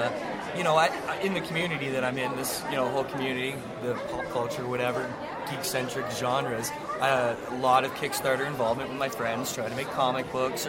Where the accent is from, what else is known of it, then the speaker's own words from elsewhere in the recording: Toronto, Ontario, Canada; I'm actually from Toronto.